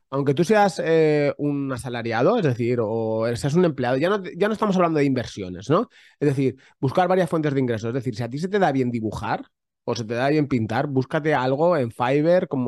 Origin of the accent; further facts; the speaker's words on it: Catalonia, Spain; soy muy catalán, soy muy a la pala es la pala